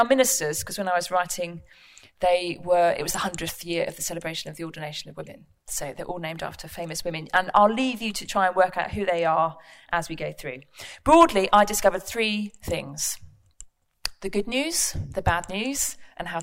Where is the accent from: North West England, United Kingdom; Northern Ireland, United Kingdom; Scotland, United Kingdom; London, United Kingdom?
London, United Kingdom; moved away; also born or lived in Buckhurst Hill / Woolwich / New Southgate; I was born and raised in East London